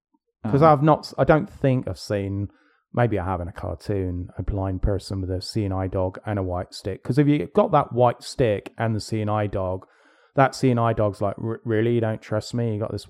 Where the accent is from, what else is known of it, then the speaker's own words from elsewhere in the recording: England, United Kingdom; I grew up in England.